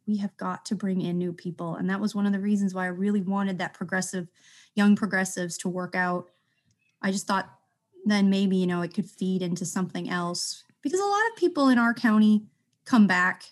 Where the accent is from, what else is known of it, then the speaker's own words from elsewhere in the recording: Wisconsin, United States; moved away as an adult; now in Iowa, United States; I grew up in the Democratic Party in Wisconsin because my dad was involved in it. And, um, when I moved to Iowa